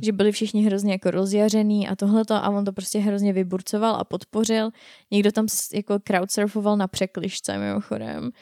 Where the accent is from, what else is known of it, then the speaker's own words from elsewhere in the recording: Czechia; jsme Češi